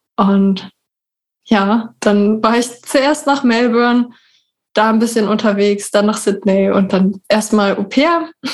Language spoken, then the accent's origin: German; Berlin, Germany; wohne in Berlin. Ich komme auch aus Berlin.